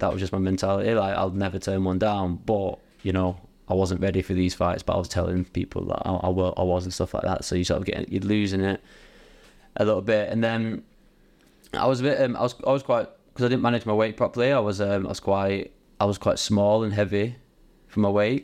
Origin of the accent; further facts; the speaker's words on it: Bury, North West England, United Kingdom; I'm from Bury